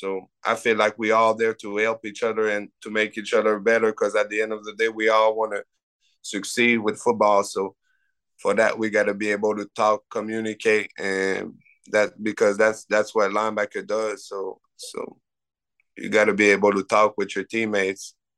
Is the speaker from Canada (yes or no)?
yes; Canada; have people recruiting you as a Canadian